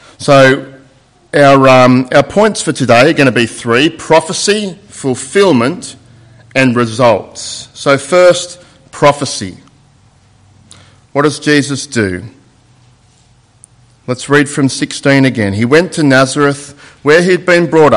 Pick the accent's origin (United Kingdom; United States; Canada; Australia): Australia; Sydney, New South Wales; because that's my hometown in Sydney. And I haven't been there for a while, and my old house that I grew up in had changed a little bit